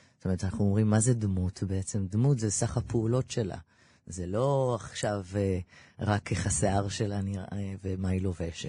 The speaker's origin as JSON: {"language": "Hebrew", "town": "Ramat Gan", "region": "Tel Aviv District", "country": "Israel", "tie": "born or raised there", "said": "גדלתי ברמת גן, נולדתי בביאליק 99"}